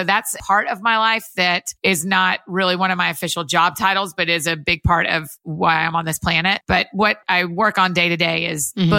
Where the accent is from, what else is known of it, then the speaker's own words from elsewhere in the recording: Marietta, Georgia, United States; I grew up outside of Atlanta in Marietta, Georgia, kind of Kennesaw, Woodstock area, and went to University of Georgia.